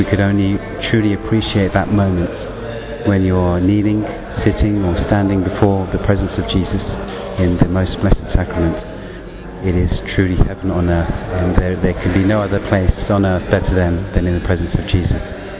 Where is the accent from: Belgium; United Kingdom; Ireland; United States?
United Kingdom; England; from England.